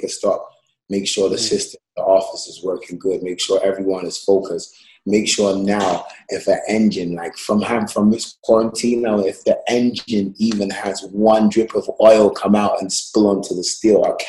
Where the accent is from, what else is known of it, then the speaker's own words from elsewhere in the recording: London, United Kingdom; moved away as an adult; also born or lived in New York; now in Los Angeles, United States; I moved 2008 from London to New York